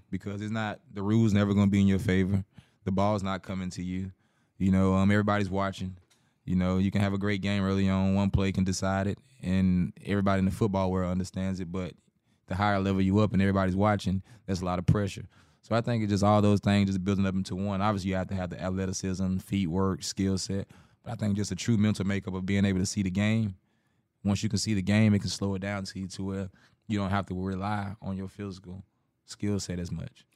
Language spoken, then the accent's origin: English; South Carolina, United States; moved away; my hometown, the biggest revenue is sports